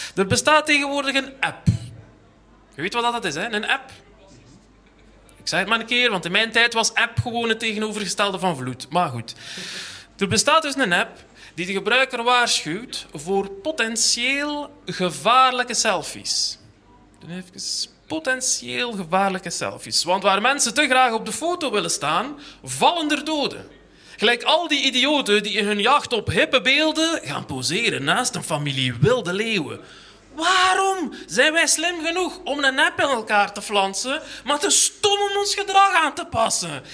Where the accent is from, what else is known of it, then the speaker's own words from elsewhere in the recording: Ghent, Flanders, Belgium; ik kom uit Gent aan de haven